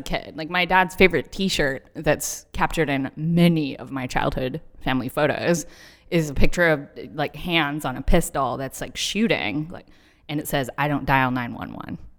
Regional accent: Texas, United States; moved away; I grew up in Texas

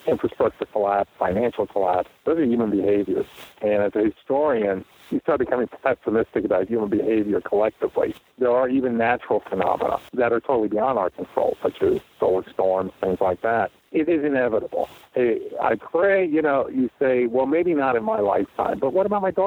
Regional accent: New Jersey, United States; moved away; also born or lived in Maine; I grew up just on the Jersey side of New York

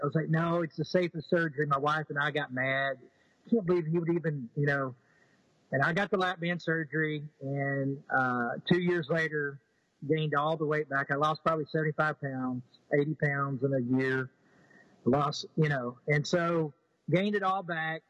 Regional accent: East Texas, United States; also born or lived in Houston, Texas; Southern, you know, uh, kid from East Texas. Uh, you know, I was I was I was born in Houston

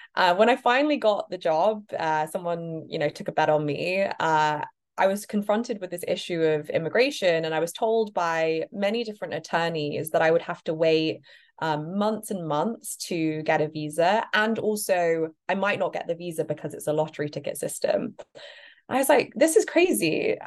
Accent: United Kingdom; moved away as an adult; now in United States; perhaps you can hear my accent. I'm actually British, not American

